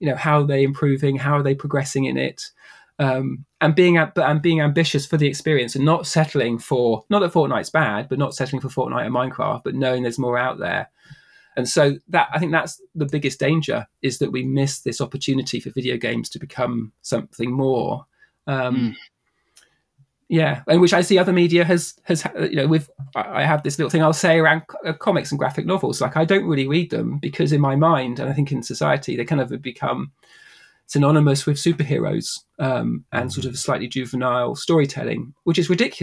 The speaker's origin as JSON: {"language": "English", "area": "near the New Forest", "region": "South East England", "country": "United Kingdom", "tie": "born or raised there", "said": "I grew up in the UK near the New Forest, which is kind of like southwest. That's sort of 2 hours out of London."}